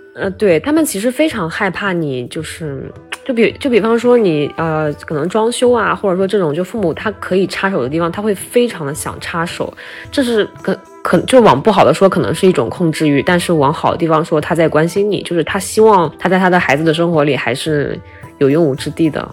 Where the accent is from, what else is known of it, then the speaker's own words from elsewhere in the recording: Shanxi, China; now in Nanjing, China; 我是山西人嘛，然后我们那边的话做面条比较多